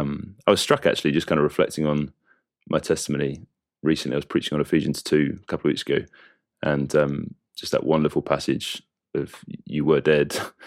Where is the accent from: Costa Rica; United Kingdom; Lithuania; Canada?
United Kingdom; East of England; And we grew up in Essex, like I said, and I was thankful for parents who loved the Lord.